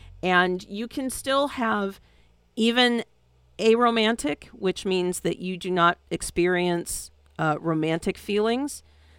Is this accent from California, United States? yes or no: yes; San Francisco, California, United States; because it's my hometown.